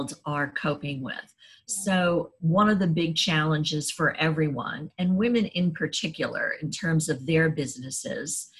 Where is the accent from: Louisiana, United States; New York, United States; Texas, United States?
New York, United States; New York City; now in Washington, D.C., United States; I grew up in New York City and I live in downtown Washington, D.C.